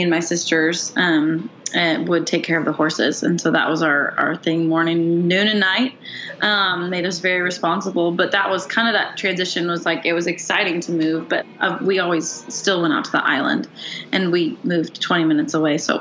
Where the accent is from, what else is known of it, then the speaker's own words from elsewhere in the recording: Stanwood, Washington, United States; moved away as an adult; also born or lived in Kirkland, Washington; now in Nashville, United States; I grew up in the Stanwood Camino area and loved getting to grow up there